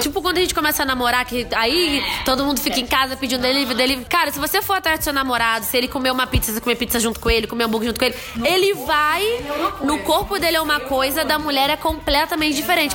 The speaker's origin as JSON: {"language": "Portuguese", "town": "Nova Friburgo", "region": "Rio de Janeiro", "country": "Brazil", "said": "a gente é de Nova Friburgo"}